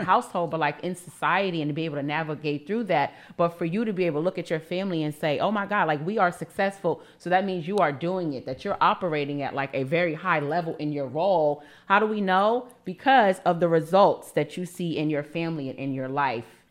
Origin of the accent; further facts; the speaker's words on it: New York City, New York, United States; I'm from Harlem